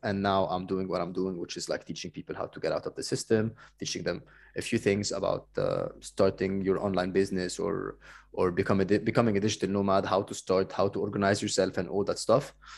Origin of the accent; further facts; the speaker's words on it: Cairo, Cairo Governorate, Egypt; moved away; I'm coming from Cairo